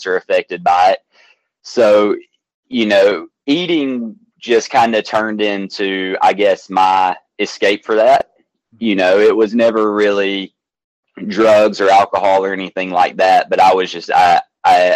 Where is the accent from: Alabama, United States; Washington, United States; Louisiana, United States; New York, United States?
Alabama, United States; Athens; I'm born and raised in Athens, Alabama, where it's a little small town in North Alabama